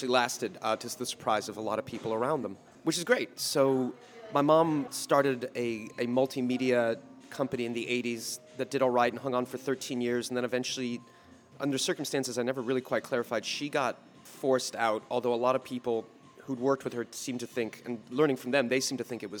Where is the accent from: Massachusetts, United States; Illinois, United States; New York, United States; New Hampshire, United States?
Massachusetts, United States; Boston; I grew up in the Boston area, just a greater Boston area, not far from where we're sitting